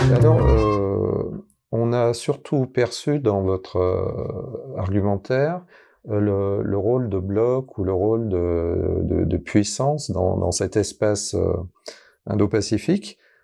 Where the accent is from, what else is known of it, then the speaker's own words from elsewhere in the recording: France; nous, par exemple, en tant que Français